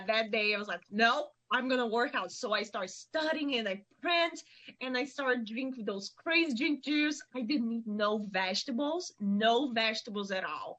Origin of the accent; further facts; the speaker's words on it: Vitória, Espírito Santo, Brazil; English is a second language; moved away as an adult; now in Sonoma, United States; I'm from Espírito Santo. It's a state between north of Rio de Janeiro and south of Bahia.